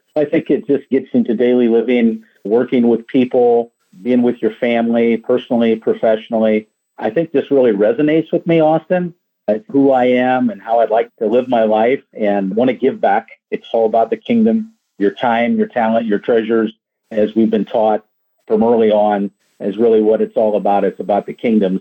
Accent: Indiana, United States; moved away as an adult; now in Florida, United States; I grew up in Indiana and moved down to Florida here about 13 years ago

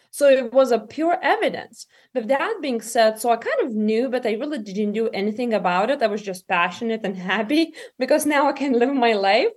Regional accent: Lithuania; moved away as an adult; now in United States; I'm from Lithuania originally myself. Um, and I came in America when I was twenty-one years old.

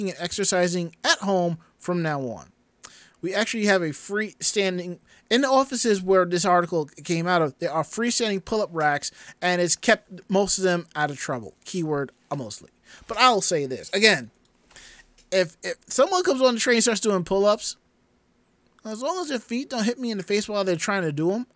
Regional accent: New York, United States; a New Yorker

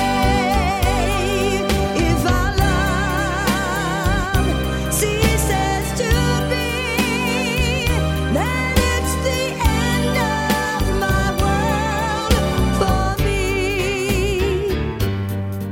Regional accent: Melbourne, Victoria, Australia; I'm from Melbourne, and we lived in commission flats when I was from about 3 to 10 years old in Collingwood

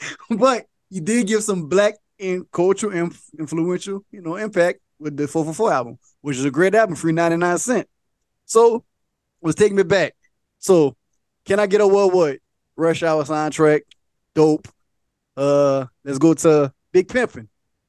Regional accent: Louisiana, United States; I'm from Louisiana

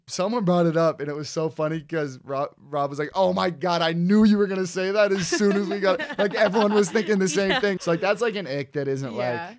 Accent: Cincinnati, Ohio, United States; So like, we're from Cincinnati.

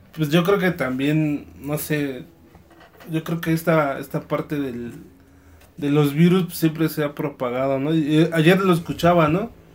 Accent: Mexico; nosotros como mexicanos

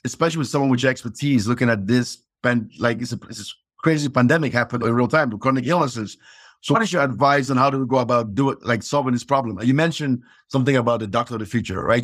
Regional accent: Cameroon; moved away; growing up in Cameroon

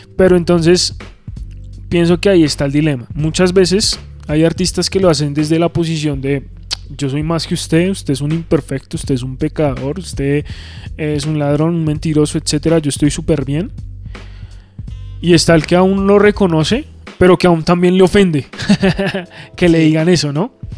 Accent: Colombia; como colombianos y como latinoamericanos

